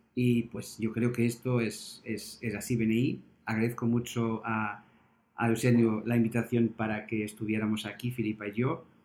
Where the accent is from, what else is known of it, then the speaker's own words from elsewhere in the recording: Portugal; now in Spain; yo que soy portugués y trabajo en España